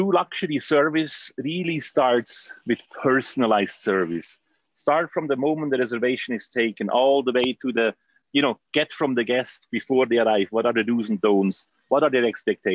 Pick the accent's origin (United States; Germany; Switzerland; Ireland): Switzerland; I grew up in Switzerland.